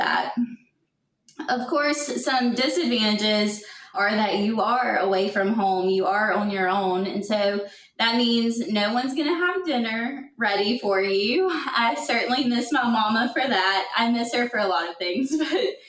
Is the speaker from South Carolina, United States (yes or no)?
yes; South Carolina, United States; my home state of South Carolina